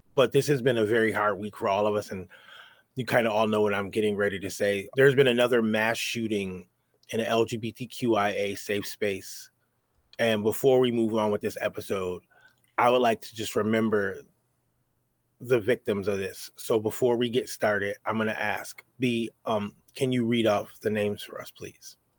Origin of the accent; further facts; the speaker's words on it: New York, United States; I'm from New York